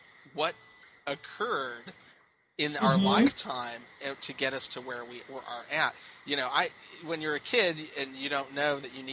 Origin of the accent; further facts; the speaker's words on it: Southern California, United States; growing up in Southern California, I grew up a part of that liberal group of people